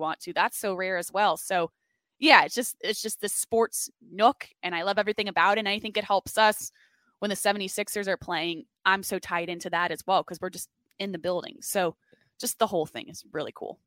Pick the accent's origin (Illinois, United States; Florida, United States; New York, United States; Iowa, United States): Florida, United States; Fort Lauderdale; moved away as an adult; now in Philadelphia, United States; I'm from South Florida, Fort Lauderdale, went to the University of Florida